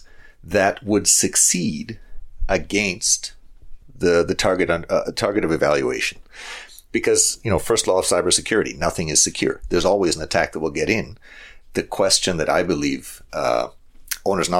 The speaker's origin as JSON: {"language": "English", "town": "Calgary", "region": "Alberta", "country": "Canada", "tie": "born or raised there", "said": "here in Calgary, my hometown"}